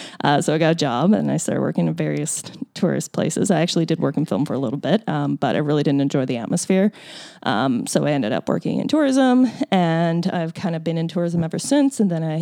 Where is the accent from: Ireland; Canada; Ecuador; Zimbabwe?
Canada; Newfoundland and Labrador; moved away; I identify as a Newfoundlander before a Canadian.